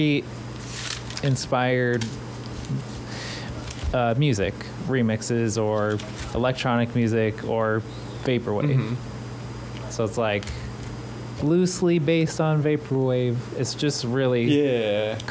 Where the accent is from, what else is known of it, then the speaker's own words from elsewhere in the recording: Texas, United States; I grew up in Texas.